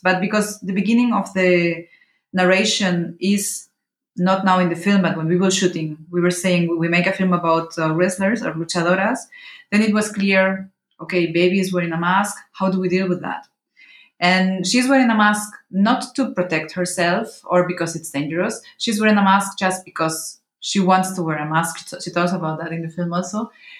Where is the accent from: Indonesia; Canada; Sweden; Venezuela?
Venezuela; born there; also born or lived in Mexico; Well, you know, I was born in Venezuela, and I was living in Mexico, so when I was younger